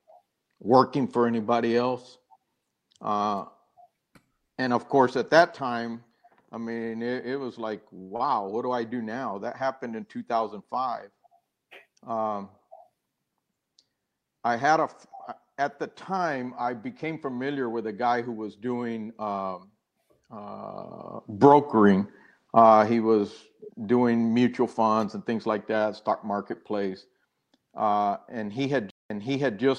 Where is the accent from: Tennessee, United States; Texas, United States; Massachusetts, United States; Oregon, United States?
Texas, United States; San Benito; moved away as an adult; I grew up down in South Texas, San Benito, near Harlingen, Brownsville